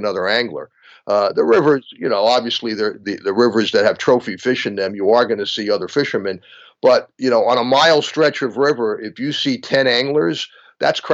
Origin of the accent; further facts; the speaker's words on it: New York City, New York, United States; a kid growing up in the Bronx